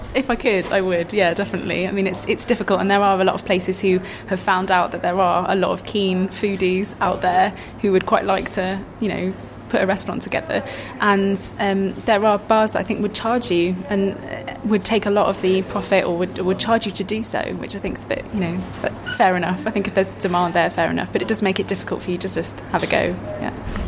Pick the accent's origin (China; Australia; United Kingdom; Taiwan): United Kingdom; East Midlands; I'm from the East Midlands